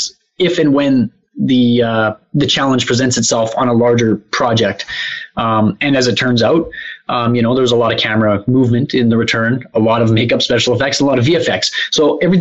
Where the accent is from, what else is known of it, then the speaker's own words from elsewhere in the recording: Canada; I'm Canadian